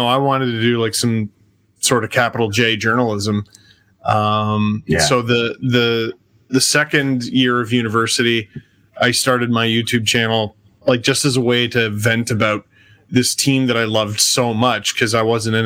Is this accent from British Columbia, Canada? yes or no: no; Toronto, Ontario, Canada; growing up in Scarborough, and which wasn't part of Toronto yet